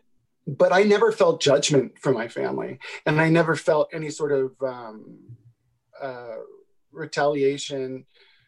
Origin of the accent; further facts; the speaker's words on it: Concord, California, United States; also born or lived in Houston, Texas; I was born in Houston, Texas, but I was raised in the East Bay of San Francisco in a town called Concord